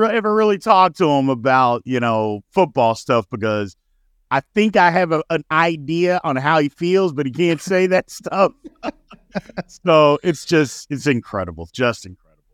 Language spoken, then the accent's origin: English; Indiana, United States; moved away; also born or lived in Louisville, Kentucky; I'm from Indiana, so a lot of my friends from back home are Colts fans